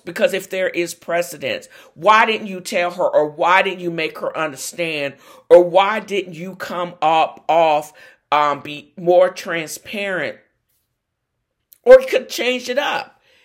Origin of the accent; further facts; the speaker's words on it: United States; as an American